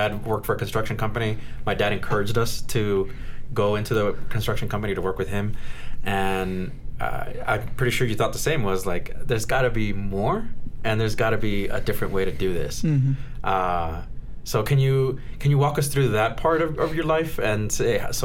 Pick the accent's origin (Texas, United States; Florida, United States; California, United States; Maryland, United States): California, United States; Norwalk; I was born in Los Angeles as well, Norwalk